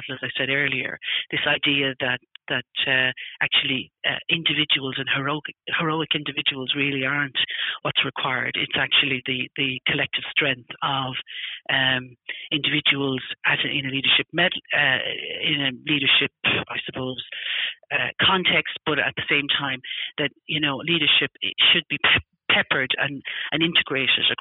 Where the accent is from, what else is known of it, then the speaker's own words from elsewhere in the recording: Ireland; also born or lived in United States; now in United Kingdom; I'm obviously originally from Ireland